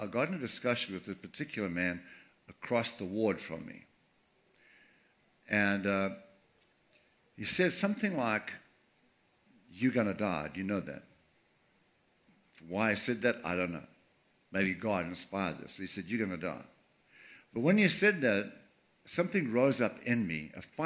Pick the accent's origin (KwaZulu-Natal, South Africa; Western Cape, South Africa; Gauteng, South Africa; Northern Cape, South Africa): KwaZulu-Natal, South Africa; Durban; I was born 1948, April 13th, in Durban, South Africa, right on the beach.